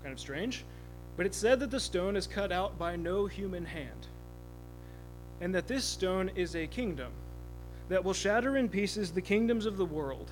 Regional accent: Kansas, United States; my home state of Kansas

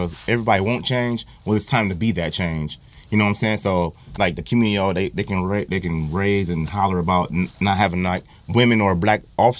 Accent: Toledo, Ohio, United States; me being born and raised in Toledo

